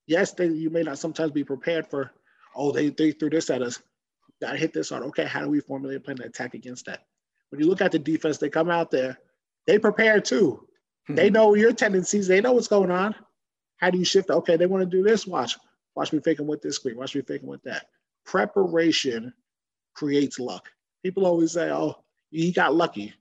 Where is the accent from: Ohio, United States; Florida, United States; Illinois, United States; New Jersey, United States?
New Jersey, United States; Woodbridge; my hometown of Woodbridge, New Jersey